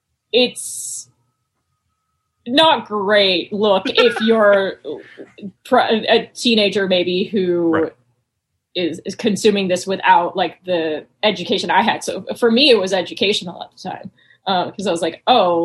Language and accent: English; North Carolina, United States; I grew up in North Carolina.